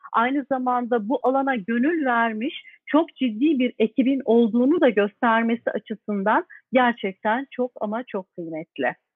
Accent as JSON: {"language": "Turkish", "country": "Turkey"}